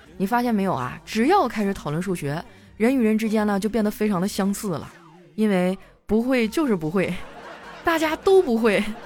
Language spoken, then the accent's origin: Chinese; Harbin, Heilongjiang, China; 作为哈尔滨人民啊